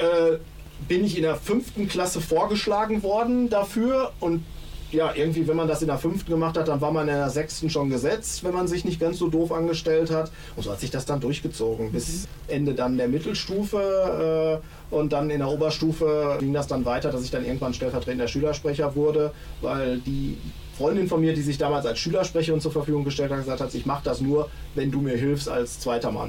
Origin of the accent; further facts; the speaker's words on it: Hohenlimburg, North Rhine-Westphalia, Germany; also born or lived in Letmathe; tatsächlich in Hohenlimburg aufgewachsen und meine Eltern lebten in Hohenlimburg